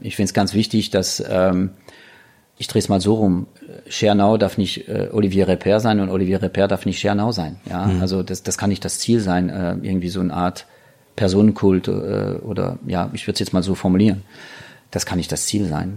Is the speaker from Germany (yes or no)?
no; France; moved away; als Franzose